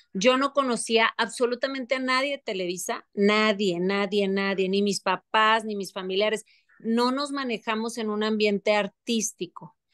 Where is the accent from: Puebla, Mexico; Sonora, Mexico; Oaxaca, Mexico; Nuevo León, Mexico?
Nuevo León, Mexico; Monterrey; moved away as an adult; also born or lived in Paris